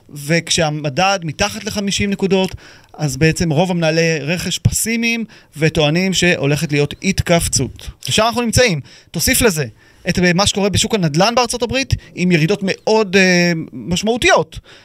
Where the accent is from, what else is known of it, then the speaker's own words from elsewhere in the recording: Israel; אנחנו כישראלים